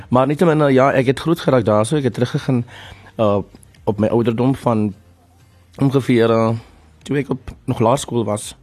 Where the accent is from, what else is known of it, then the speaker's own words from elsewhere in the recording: Port Elizabeth, Eastern Cape, South Africa; moved away; Ek is van Port Elizabeth